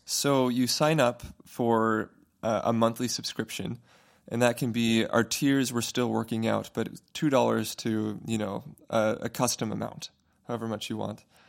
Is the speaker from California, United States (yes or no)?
yes; Fountain Valley, California, United States; moved away as an adult; now in Boston, United States; I'm going down to California to my hometown, Fountain Valley. I'm going to be singing with my high school choir, Fountain Valley High School